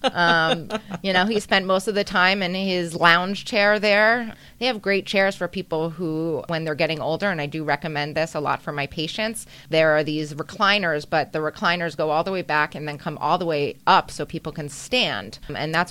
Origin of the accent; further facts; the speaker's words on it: Boca Raton, Florida, United States; I grew up here in South Florida, Boca Raton, Florida